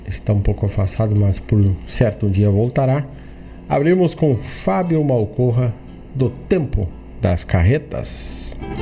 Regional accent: Rio Grande do Sul, Brazil; região de onde sou oriundo

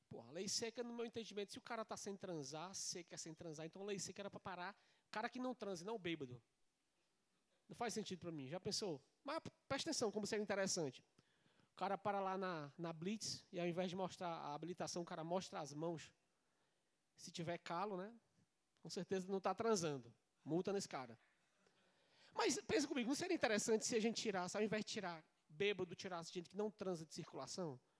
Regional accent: Ceará, Brazil; também sou do Nordeste, eu sou cearense com muita cabeça, quer dizer, com muito orgulho.

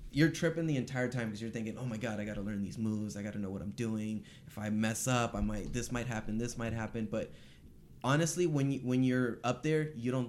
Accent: Los Angeles, California, United States; from here, North Hollywood.

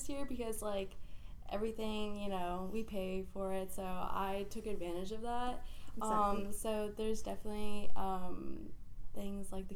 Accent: Northern Virginia, United States; I grew up in Northern Virginia

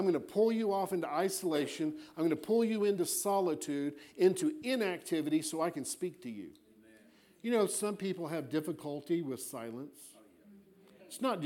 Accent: Florida, United States; now in Colorado, United States; I'm from Florida

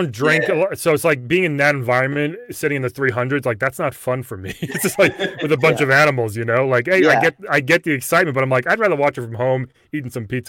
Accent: Massapequa, New York, United States; I'm from Long Island. I'm from Massapequa

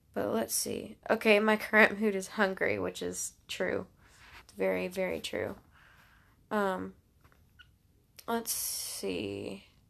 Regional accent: Alabama, United States; I'm from the Southeast-ish. Alabama. I'm from Alabama

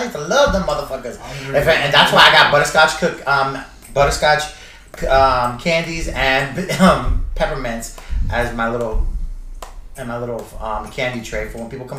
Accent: Florida, United States; We're from Florida. We're born and raised.

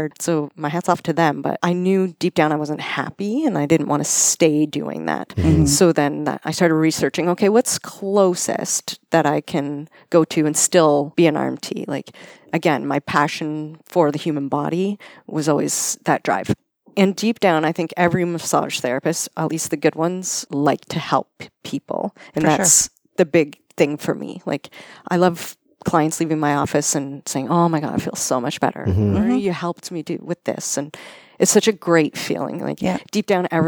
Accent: Cambridge, Ontario, Canada; I'm from here. I grew up in Cambridge.

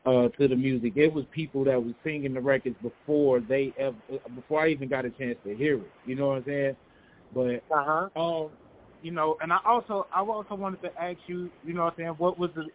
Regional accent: St. Louis, Missouri, United States; I'm from St. Louis

